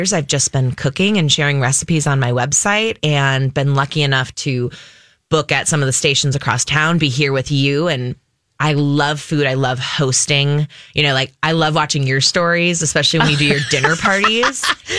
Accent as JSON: {"language": "English", "town": "New Prague", "region": "Minnesota", "country": "United States", "tie": "born or raised there", "also_born_or_lived": "New York", "moved": "as an adult", "said": "So I'm born and raised in Minnesota. I grew up in this great little town called New Prague"}